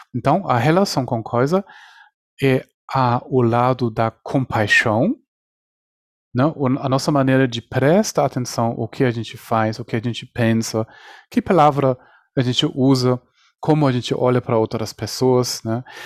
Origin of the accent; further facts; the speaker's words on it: Germany; now in Brazil; a minha concepção apareceu, aconteceu na Espanha, nasci na Alemanha, agora estou no Brasil